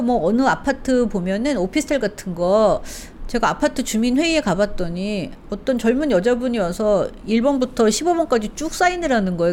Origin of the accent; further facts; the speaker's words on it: South Korea; moved away as an adult; also born or lived in Chile; 저는 이제 한국에서 외국인이었던 적이 없기 때문에